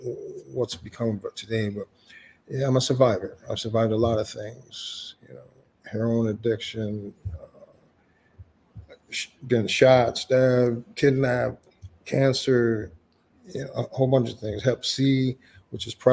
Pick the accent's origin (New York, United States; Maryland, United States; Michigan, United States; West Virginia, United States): Michigan, United States; Lansing; Well, I'm from Lansing.